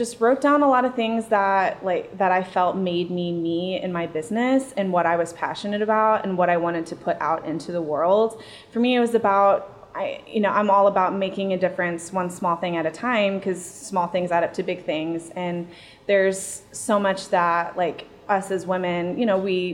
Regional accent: San Antonio, Texas, United States; also born or lived in Columbia, Missouri / Denver; now in St. Louis, United States; I'm from San Antonio and, I love my hometown

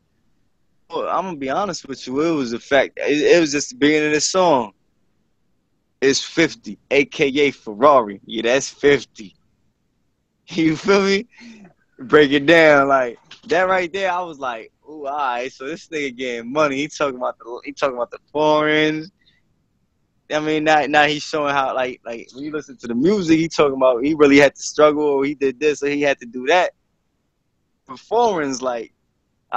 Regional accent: Bayonne, New Jersey, United States; I was born in Jersey City. I moved to Bayonne in like sixth grade

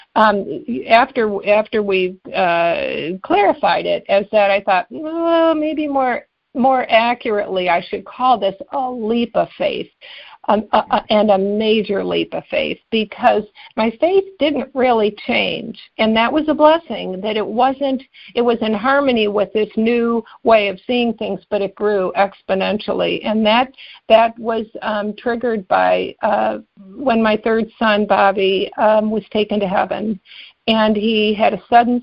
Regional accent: Cleveland, Ohio, United States; also born or lived in New Jersey; I grew up in both in Cleveland and New Jersey, but we were in Cleveland then

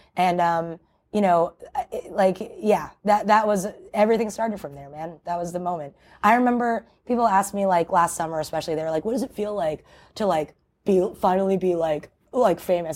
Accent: New York City, New York, United States; my hometown

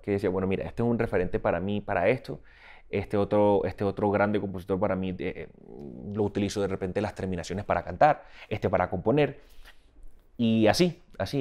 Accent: Barranquilla, Atlántico, Colombia; moved away as an adult; now in Miami, United States; Soy de la costa caribe colombiana, de la ciudad de Barranquilla

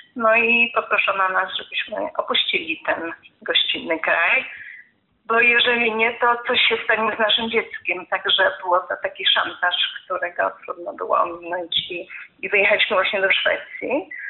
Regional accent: Gliwice, Silesian Voivodeship, Poland; moved away; also born or lived in Zabrze / Kraków; Było to miasto, do którego trafiłam mając 7 lat, bo urodziłam się w Zabrzu, ale miałam 7 lat, rodzice przenieśli się do Gliwic

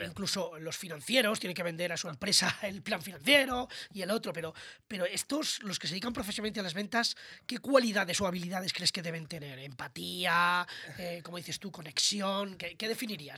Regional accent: Toledo, Castilla-La Mancha, Spain; como digo yo en mi tierra toledana

